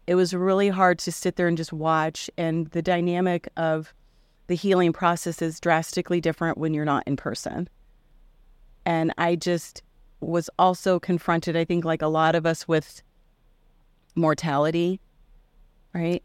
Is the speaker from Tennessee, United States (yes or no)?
no; Indianola, Iowa, United States; I grew up in Indianola, Iowa